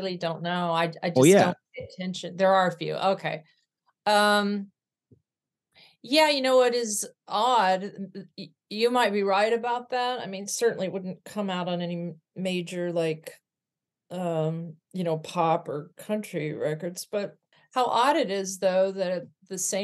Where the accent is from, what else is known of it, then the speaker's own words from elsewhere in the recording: California, United States; also born or lived in Arkansas; I grew up in California. I was born in Arkansas.